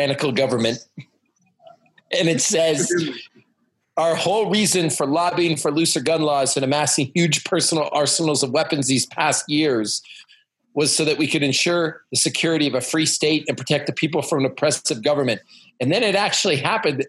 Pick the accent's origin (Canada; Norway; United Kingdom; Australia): Canada; now in United States; when people find out I'm a Canadian